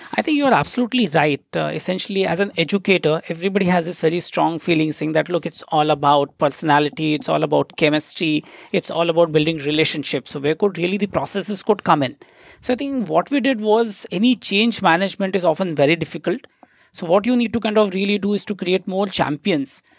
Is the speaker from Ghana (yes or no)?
no; Nagpur, Maharashtra, India; moved away as an adult; now in Singapore; the place where I come from, it's called as the city of Nagpur.